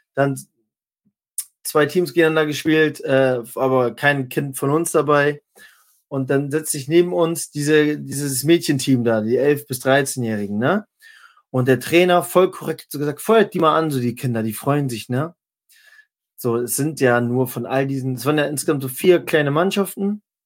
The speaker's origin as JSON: {"language": "German", "region": "Northern Germany", "country": "Germany", "also_born_or_lived": "Halle", "said": "als Norddeutscher"}